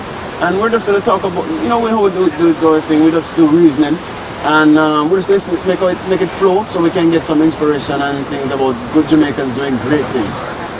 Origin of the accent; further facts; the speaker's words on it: United States; I grew up in America.